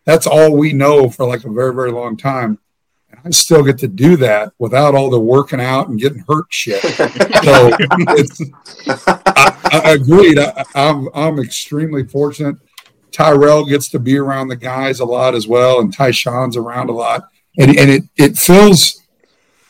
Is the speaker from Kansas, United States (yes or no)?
yes; Leawood, Kansas, United States; I'm from Leawood, Kansas